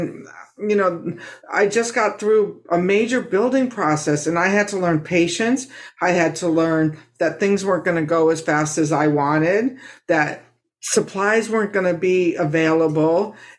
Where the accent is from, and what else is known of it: United States